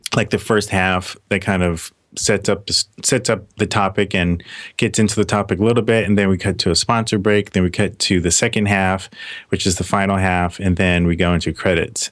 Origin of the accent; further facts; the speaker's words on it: Los Angeles, California, United States; also born or lived in Philadelphia / Atlanta; now in Seattle, United States; I was born in Philadelphia, and so she moved out to Hollywood, California when I was like five or six